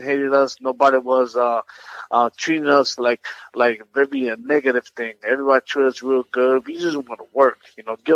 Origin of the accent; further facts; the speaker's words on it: New York City, New York, United States; I'm from New York City